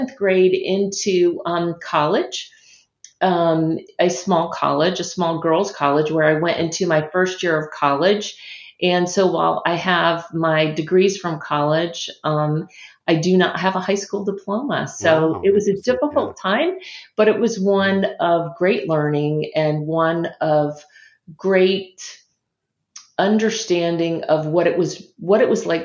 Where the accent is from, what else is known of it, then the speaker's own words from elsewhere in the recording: North Carolina, United States; also born or lived in Steamboat Springs, Colorado / New York City; now in New Jersey, United States; And I grew up in North Carolina. It's where I was originally born